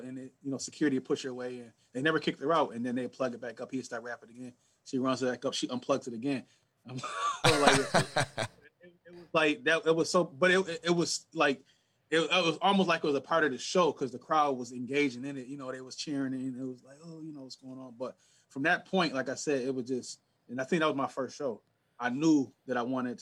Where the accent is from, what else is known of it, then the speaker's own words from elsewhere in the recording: Niagara Falls, New York, United States; My uncle was a big-time promoter in my hometown, and he used to bring, guys like …, …, …, …, all the old school guys, to the city